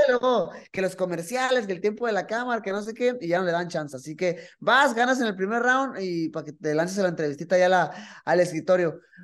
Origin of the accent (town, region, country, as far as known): Mexico